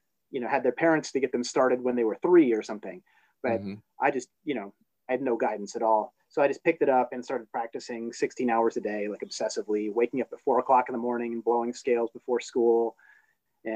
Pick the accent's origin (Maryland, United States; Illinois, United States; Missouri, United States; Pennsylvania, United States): Illinois, United States; Chicago suburbs; also born or lived in New Jersey / Hollywood, California / Boston; I was born in Jersey, but my folks split up and got back together. And when they did, my dad had a job offer in Illinois. So he dragged us up to Chicago Burbs. And then, you know, was here through high school